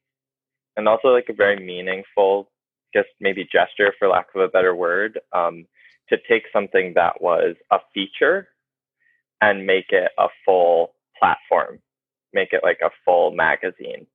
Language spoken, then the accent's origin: English; New Paltz, New York, United States; born or raised there